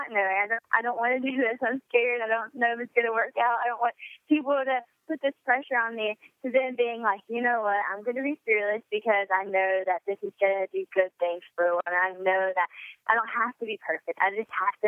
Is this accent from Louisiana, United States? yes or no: yes; Louisiana, United States; growing up in Louisiana